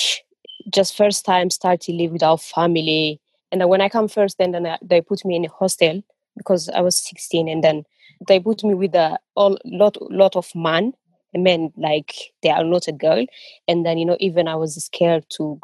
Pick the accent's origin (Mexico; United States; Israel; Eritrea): Eritrea; now in Birmingham, United Kingdom; I'm from Eritrea